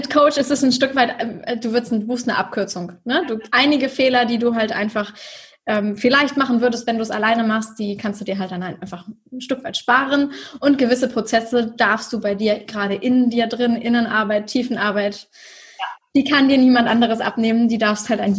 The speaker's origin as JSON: {"language": "German", "region": "Schleswig-Holstein", "country": "Germany", "said": "Ich komme aus dem Norden von Deutschland bei Hamburg. Ich sage mal gerne, ich komme aus Hamburg, aber genau genommen komme ich noch aus Schleswig-Holstein, nämlich dem Ort, der direkt an Hamburg angrenzt."}